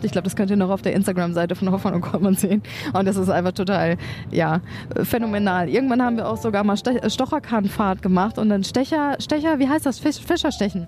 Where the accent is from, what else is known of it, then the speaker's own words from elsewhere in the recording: Sauerland, North Rhine-Westphalia, Germany; bei den Kühen im Sauerland in meiner Heimat